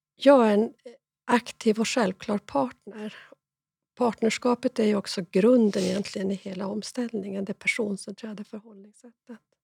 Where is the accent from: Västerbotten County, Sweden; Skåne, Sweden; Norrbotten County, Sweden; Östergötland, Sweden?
Norrbotten County, Sweden; born in Jukkasjärvi parish; jag är norrbottning. Jag är ganska stolt över att det står eh, Jukkasjärvi församling som min så här, födelseort